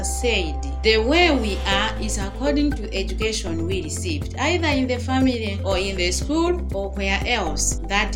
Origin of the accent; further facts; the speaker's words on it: Chikwawa District, Southern Region, Malawi; also born or lived in Ngabu, Malawi; Then I was taken by my aunt to stay in Chikwawa District